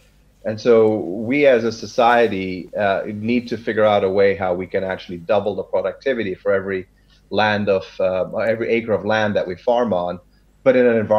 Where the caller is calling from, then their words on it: Sacramento, California, United States; I am speaking from Sacramento, California, the biggest state in the U.S.